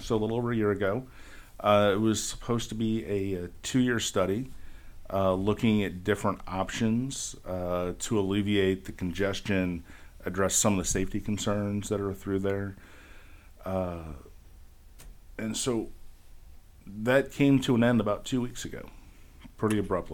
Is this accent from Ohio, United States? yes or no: yes; Bowling Green, Ohio, United States; I grew up in Bowling Green